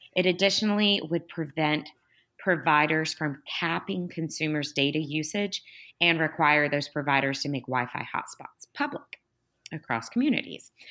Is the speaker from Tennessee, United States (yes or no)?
yes; Tennessee, United States; my home state of Tennessee